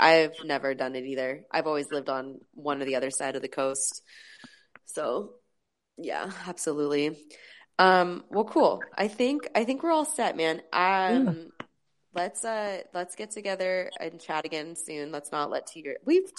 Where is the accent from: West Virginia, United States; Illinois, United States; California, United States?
California, United States; San Francisco Bay Area; now in Los Angeles, United States; I grew up in California and a lot of the girls that I grew up with live here now.